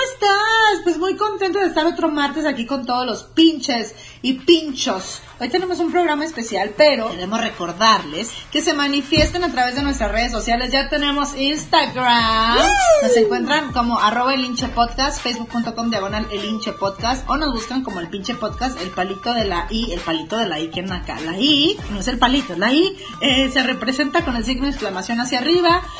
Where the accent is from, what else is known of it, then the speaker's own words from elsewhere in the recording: Mexico; soy mexicana